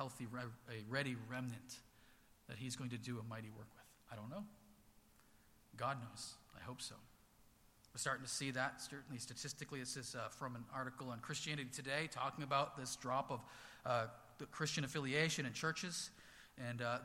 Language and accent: English; Haverhill, Massachusetts, United States; I grew up here in Haverhill, you know, K through 12 public schools here